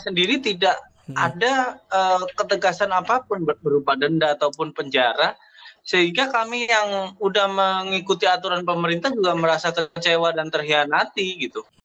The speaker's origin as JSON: {"language": "Indonesian", "town": "Surabaya", "region": "East Java", "country": "Indonesia", "said": "Kita warga Surabaya"}